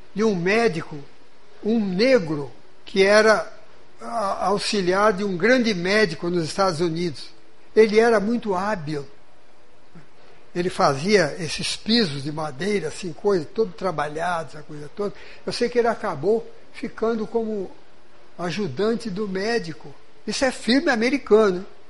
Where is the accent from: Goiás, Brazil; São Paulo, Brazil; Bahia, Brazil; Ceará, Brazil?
São Paulo, Brazil; moved away; na cidade, onde eu fui criado, no estado de São Paulo